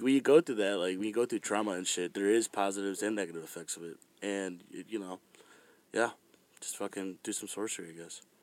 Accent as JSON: {"language": "English", "town": "Fairfax", "region": "Virginia", "country": "United States", "tie": "born or raised there", "moved": "yes", "said": "I was born in Fairfax, Virginia"}